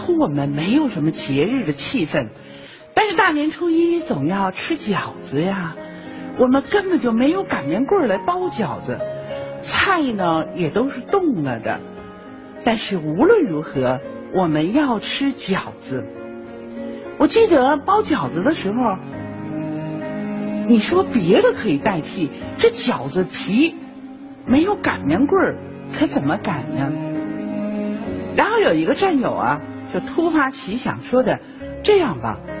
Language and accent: Chinese; China; 春节是我们中国人最重要的节日啊！